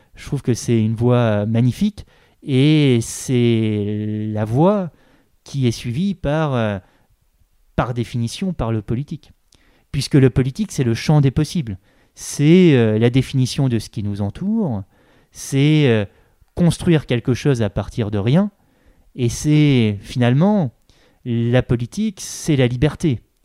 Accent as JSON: {"language": "French", "town": "Granville", "region": "Normandy", "country": "France", "moved": "as an adult", "lives_now": "Paris, France", "said": "je suis pas du tout de Paris, je suis de, je suis de Normandie. Euh, dans la Manche, le département de la Manche, à Granville"}